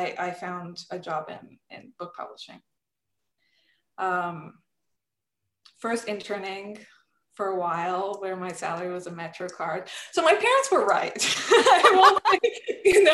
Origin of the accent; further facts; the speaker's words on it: Serbia; moved away; I'm originally from Serbia